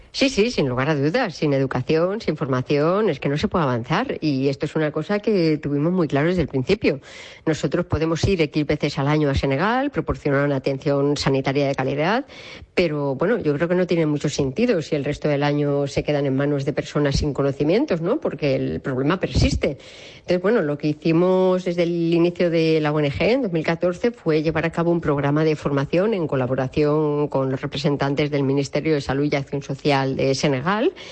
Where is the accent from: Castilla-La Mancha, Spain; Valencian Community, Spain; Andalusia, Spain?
Castilla-La Mancha, Spain; Robledo; moved away as an adult; now in Madrid, Spain; soy de Robledo, de un pueblo de la Sierra de Alcaraz, en Albacete